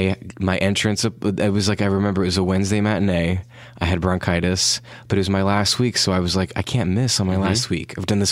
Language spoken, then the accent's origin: English; Brooklyn, New York, United States; born there; making fun of me about something that it doesn't seem like I was born in Brooklyn.